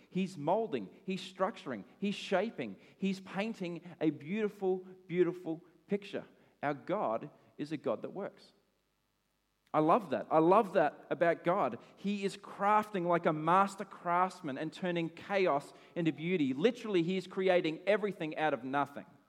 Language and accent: English; Australia; I'm an Aussie